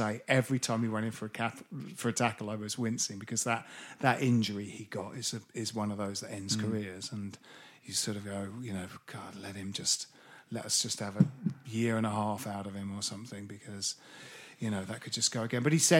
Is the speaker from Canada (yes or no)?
no; Bromley, London, United Kingdom; I grew up in Bromley